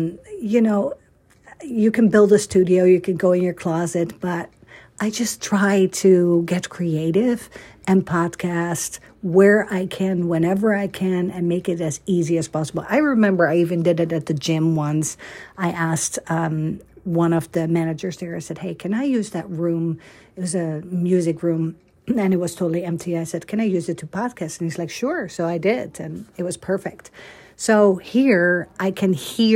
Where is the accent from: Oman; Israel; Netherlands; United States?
Netherlands; Amsterdam, North Holland; moved away; I grew up in Holland, Amsterdam